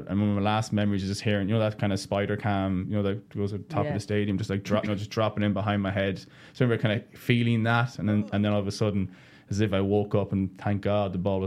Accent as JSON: {"language": "English", "country": "Ireland", "also_born_or_lived": "San Diego", "moved": "as an adult", "said": "I'm Irish"}